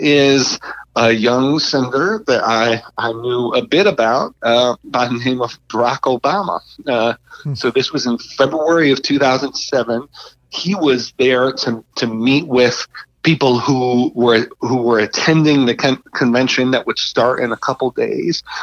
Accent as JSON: {"language": "English", "town": "Buffalo", "region": "New York", "country": "United States", "also_born_or_lived": "Washington, D.C.", "moved": "as an adult", "said": "I'm from Buffalo, New York, I should say, and come from an Italian family"}